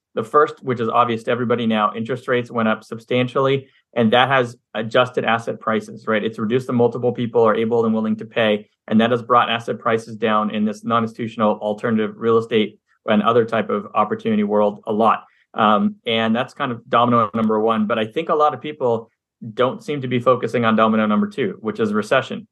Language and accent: English; Montreal, Quebec, Canada; now in United States; I'm originally from Montreal, Canada, grew up there for half my life, came down to the U S